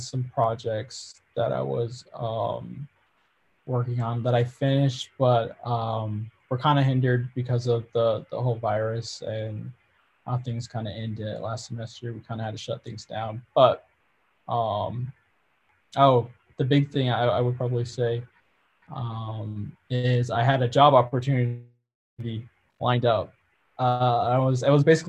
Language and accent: English; Michigan, United States; I was born and raised in Michigan. I've been here pretty much my whole life